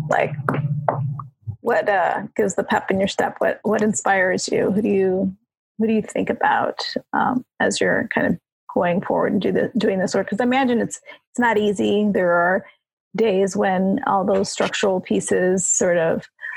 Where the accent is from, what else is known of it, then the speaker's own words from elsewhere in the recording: Chicago, Illinois, United States; moved away as an adult; also born or lived in San Bernardino, California; I'm born and raised in Chicago, so I moved back here a couple of years ago.